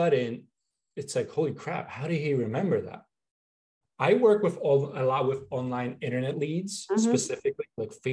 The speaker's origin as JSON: {"language": "English", "town": "Philadelphia", "region": "Pennsylvania", "country": "United States", "moved": "yes", "lives_now": "Florida, United States", "said": "I'm originally from the Northeast area, like the Philly area"}